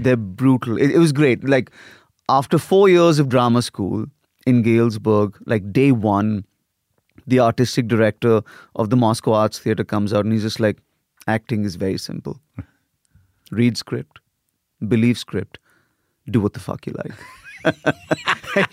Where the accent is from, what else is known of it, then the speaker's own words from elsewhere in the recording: India; moved away as an adult; also born or lived in Lagos, Nigeria / United States / Europe; I got sent to boarding school when I was eight in India